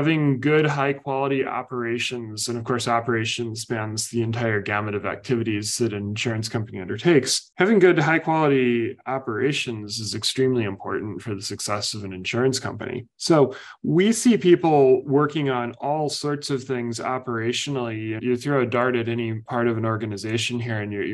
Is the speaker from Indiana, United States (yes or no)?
yes; Indiana, United States; moved away; I grew up in Indiana